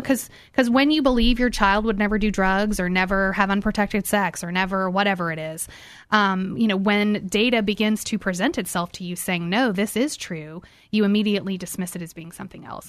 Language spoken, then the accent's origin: English; Houston, Texas, United States; I grew up here in Houston, actually in Bel Air.